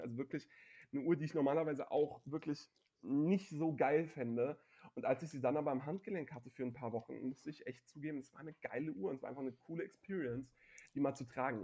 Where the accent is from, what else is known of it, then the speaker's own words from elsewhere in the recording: Frankfurt, Hesse, Germany; dass ich als Frankfurter und sogar ähm, Höchster bzw. Sossenheimer ähm, nicht nur aus der Stadt, sondern sogar aus dem Stadtteil komme